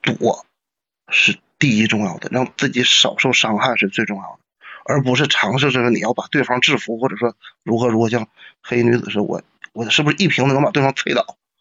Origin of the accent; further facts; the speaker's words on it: Northeast China, China; 我们东北话讲